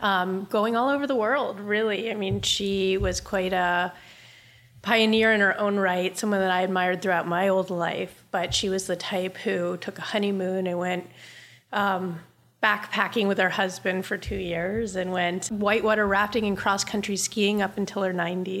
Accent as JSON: {"language": "English", "town": "Charleston", "region": "South Carolina", "country": "United States", "tie": "born or raised there", "also_born_or_lived": "New Jersey", "said": "I grew up between Charleston, South Carolina, and northern New Jersey"}